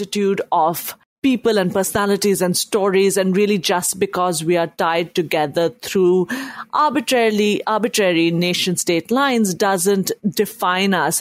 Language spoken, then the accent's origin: English; Delhi, India; I grew up in Delhi around the characters that I write